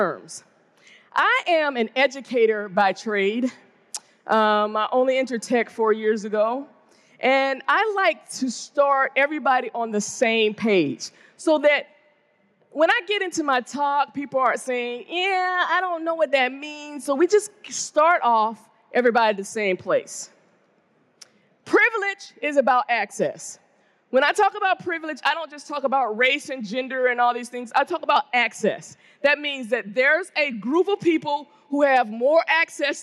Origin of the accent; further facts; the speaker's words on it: the South of the United States, United States; black woman from the South of the United States